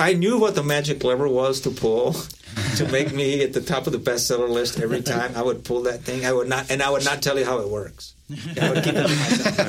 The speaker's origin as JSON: {"language": "English", "region": "Southern New Mexico", "country": "United States", "moved": "yes", "lives_now": "Denver, United States", "said": "I'm from Southern New Mexico."}